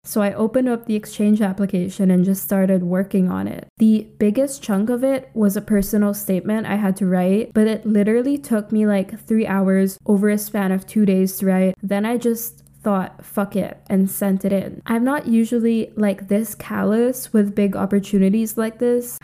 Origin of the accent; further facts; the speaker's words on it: Philippines; moved away as an adult; also born or lived in United Kingdom; I grew up in the Philippines, a U S colony